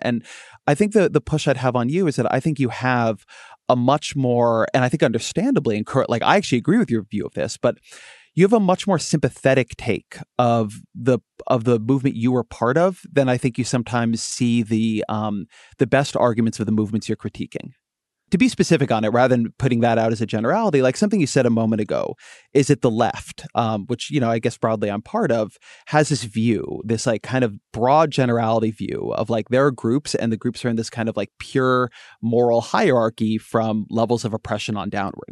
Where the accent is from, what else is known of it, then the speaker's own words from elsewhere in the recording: California, United States; I'm a Californian by birth